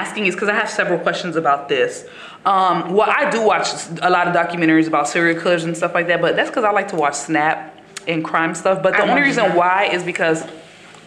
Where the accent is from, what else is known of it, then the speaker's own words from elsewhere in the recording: Haiti; I was born in a car in Haiti